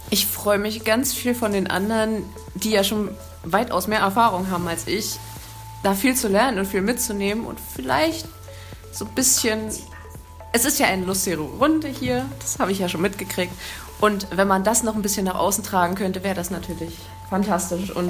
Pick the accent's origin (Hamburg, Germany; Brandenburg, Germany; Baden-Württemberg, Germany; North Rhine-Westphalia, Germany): Brandenburg, Germany; Caputh; ich bin 21 Jahre alt. Ich komme aus der Nähe von Potsdam, aus Kaput.